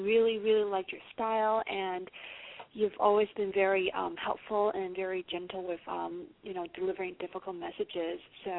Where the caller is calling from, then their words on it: California, United States; I'm calling from California.